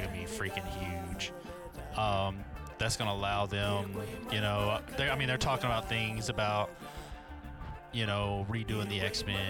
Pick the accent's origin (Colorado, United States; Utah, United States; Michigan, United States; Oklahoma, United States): Colorado, United States; Growing up in Colorado